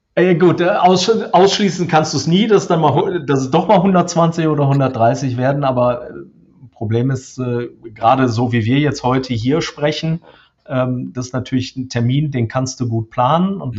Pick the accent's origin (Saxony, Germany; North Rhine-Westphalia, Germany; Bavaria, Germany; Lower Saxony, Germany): North Rhine-Westphalia, Germany; Krefeld; now in Dortmund, Germany; aufgewachsen bin ich tatsächlich am Niederrhein. Ich bin also hier in Dortmund, wo ich aktuell sitze, nur Zugereister. Ähm, komme ursprünglich aus äh, Krefeld.